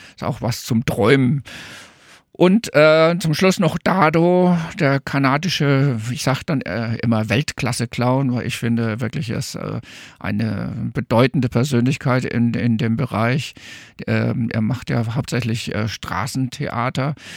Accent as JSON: {"language": "German", "town": "Coburg", "region": "Bavaria", "country": "Germany", "tie": "born or raised there", "also_born_or_lived": "Darmstadt", "moved": "yes", "said": "aus meiner fränkischen Heimat. Also ich bin eigentlich Franke, komme aus Coburg"}